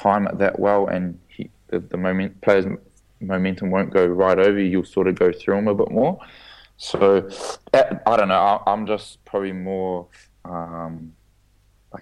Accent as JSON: {"language": "English", "region": "Auckland", "country": "New Zealand", "tie": "born or raised there", "said": "growing up in Auckland, I was a little white guy"}